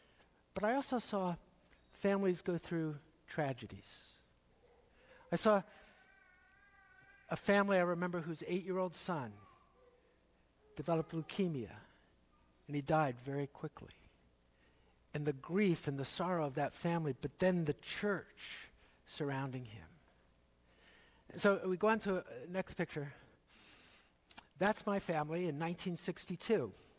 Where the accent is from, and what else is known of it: Philadelphia, Pennsylvania, United States; born or raised there; also born or lived in Hamilton, Ontario, Canada / Dundas, Ontario, Canada